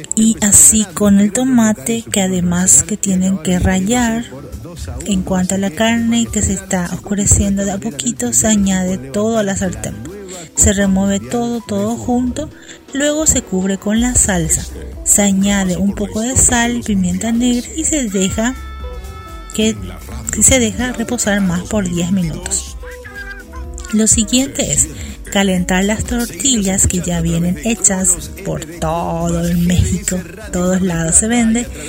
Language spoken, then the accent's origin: Spanish; Paraguay; aquí en mi país, en Paraguay donde estoy yo